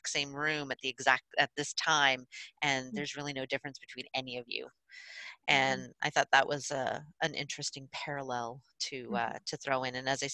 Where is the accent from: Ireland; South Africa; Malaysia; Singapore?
Ireland; being Irish myself